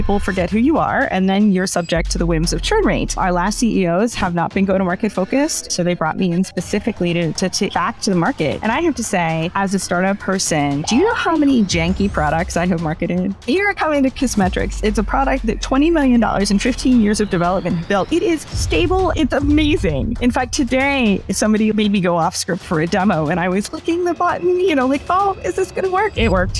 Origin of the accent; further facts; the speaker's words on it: East Coast, United States; also born or lived in Boston; Moved around. I'm mostly from the East Coast. Like when I was at HubSpot, I was in Boston. I probably spent more of my life in the Boston area than everywhere else.